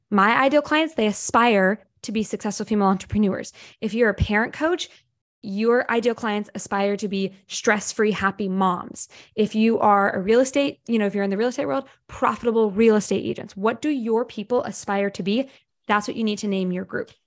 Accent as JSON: {"language": "English", "region": "Ohio", "country": "United States", "said": "I'm from Ohio. I'm from middle America"}